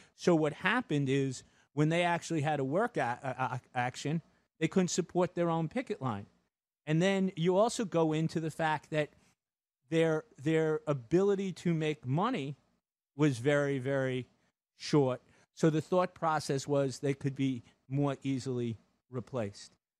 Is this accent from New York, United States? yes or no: yes; New York, United States; as a New Yorker